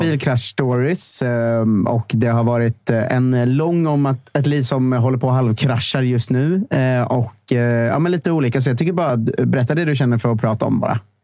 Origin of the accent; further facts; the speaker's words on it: 40 km from Boxholm, Östergötland, Sweden; moved away as an adult; Boxholm, som är så här fyra mil från där jag kommer ifrån